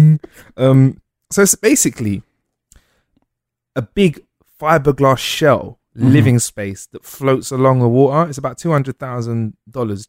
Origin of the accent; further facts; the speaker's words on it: United Kingdom; We're British guys